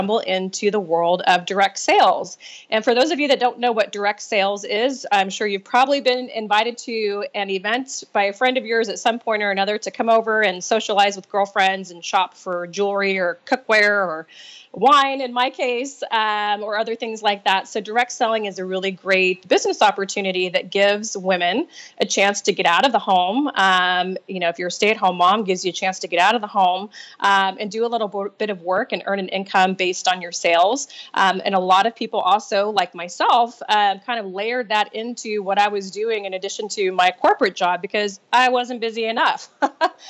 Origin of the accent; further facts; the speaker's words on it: Nebraska, United States; moved away as an adult; now in California, United States; I grew up in Nebraska, small town girl